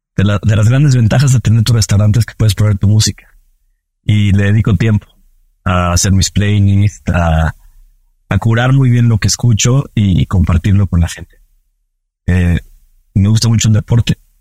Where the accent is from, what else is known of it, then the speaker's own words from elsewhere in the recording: Mexico; soy mexicano